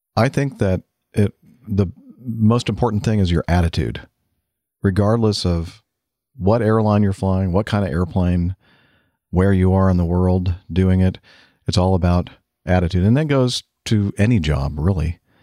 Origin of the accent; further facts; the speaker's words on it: United States; I'm American